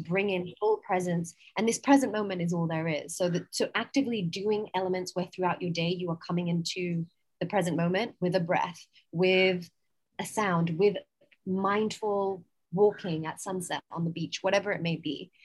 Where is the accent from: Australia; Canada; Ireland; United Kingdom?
United Kingdom; England; accent: English; also born or lived in United States / San Francisco / New York; now in Goa, India; From my accent, you can tell I'm English. However, I've also lived in America for most of my life.